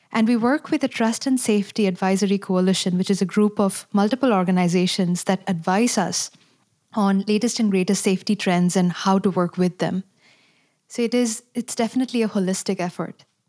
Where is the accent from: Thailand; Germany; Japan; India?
India; moved away as an adult; now in United States; I'm also a mother of five and born and raised in India